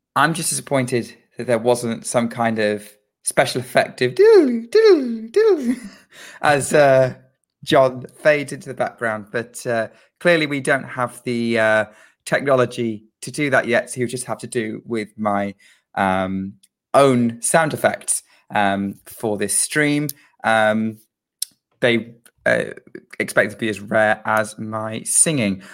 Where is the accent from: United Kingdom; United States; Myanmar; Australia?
United Kingdom; as a Brit